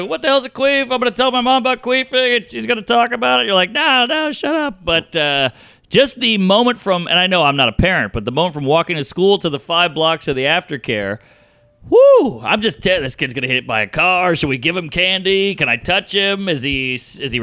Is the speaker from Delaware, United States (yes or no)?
no; Louisiana, United States; now in New York, United States; I grew up in Louisiana.